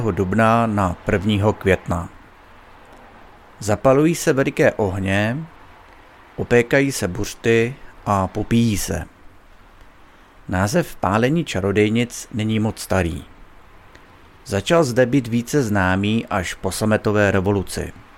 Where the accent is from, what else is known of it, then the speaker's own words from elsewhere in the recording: Bohemia, Czechia; U nás v Čechách